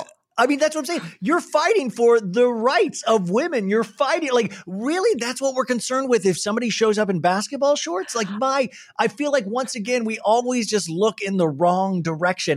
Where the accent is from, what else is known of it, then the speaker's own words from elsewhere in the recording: United States; as an American